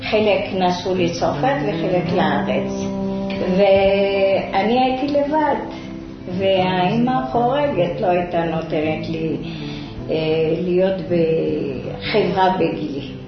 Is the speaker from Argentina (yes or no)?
no; Rabat, Rabat-Salé-Kénitra, Morocco; moved away as an adult; also born or lived in France; now in Ashdod, Israel; אני נולדתי במרוקו, ברבת.